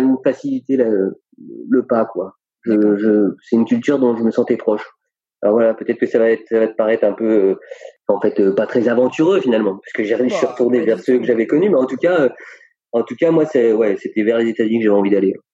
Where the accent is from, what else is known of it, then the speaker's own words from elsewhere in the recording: France; moved away as an adult; also born or lived in Compiègne / Ithaca, United States; en tant que français